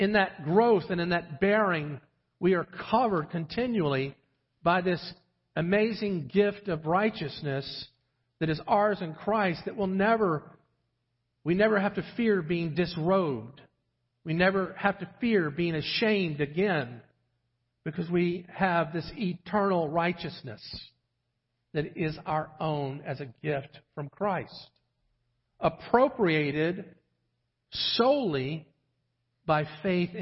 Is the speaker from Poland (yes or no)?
no; St. John's River, Florida, United States; moved away; I grew up on the St. John's River down in the state of Florida